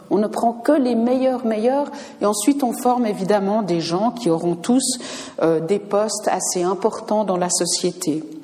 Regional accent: Switzerland; Je peux le dire parce que je suis américaine en plus d'être suisse

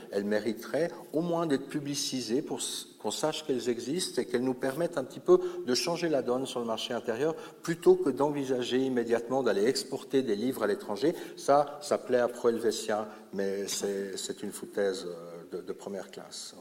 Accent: Lausanne, Vaud, Switzerland; Chez nous, à Lausanne, nous avons Michel Bory

